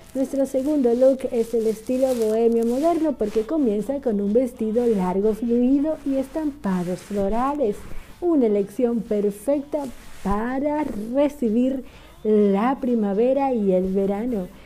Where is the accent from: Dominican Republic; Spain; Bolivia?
Dominican Republic; now in Buenos Aires, Argentina; una dominicana orgullosa y muy feliz de estar aquí en Buenos Aires, Argentina